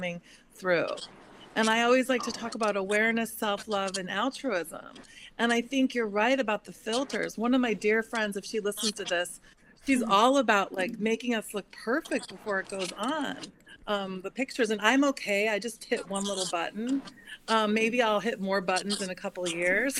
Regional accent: Midwest, United States; now in Manhattan Beach, United States; I grew up in the Midwest

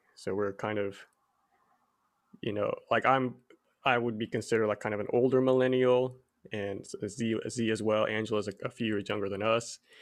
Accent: Abilene, Texas, United States; I was actually born and raised in Abilene, Texas, of all places

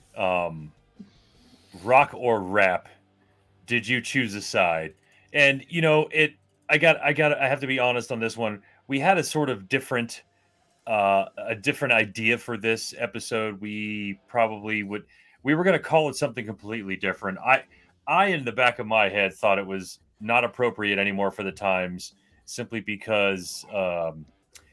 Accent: South Florida, United States; We had to deal with a lot of gang culture growing up in South Florida at the time

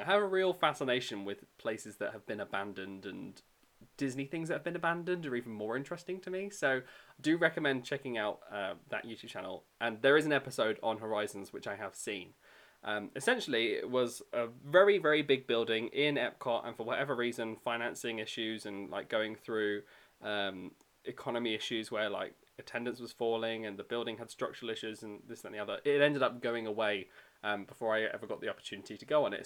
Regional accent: United Kingdom; accent: British; I worked in the UK pavilion, obviously, because my accent

